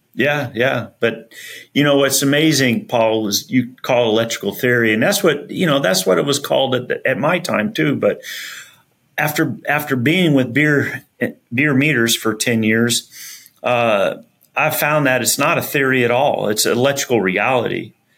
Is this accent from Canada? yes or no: no; Benson, Arizona, United States; also born or lived in Flagstaff, Arizona; grew up all my life really in Arizona, and um, went to high school in Arizona